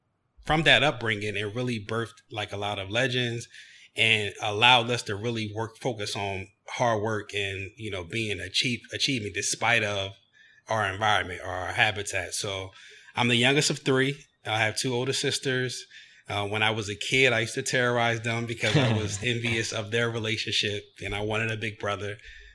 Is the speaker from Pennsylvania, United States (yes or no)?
yes; Chester, Pennsylvania, United States; So I was born and raised in Chester, Pennsylvania, which is located 10 minutes south of Philadelphia, which is an urban city.